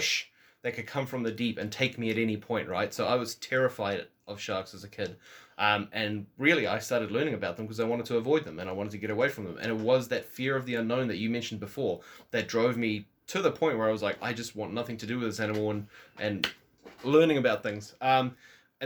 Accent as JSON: {"language": "English", "town": "Walvis Bay", "region": "Erongo", "country": "Namibia", "tie": "born or raised there", "moved": "yes", "lives_now": "New Zealand", "said": "I was born in Wolfersbaai, Namibia."}